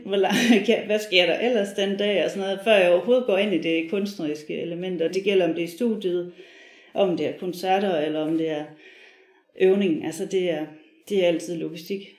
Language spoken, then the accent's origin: Danish; Viborg, Central Denmark Region, Denmark; jeg er fra Viborg